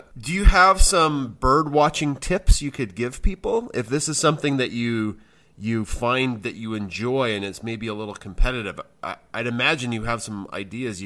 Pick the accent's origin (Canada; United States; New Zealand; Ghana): Canada; we're from Canada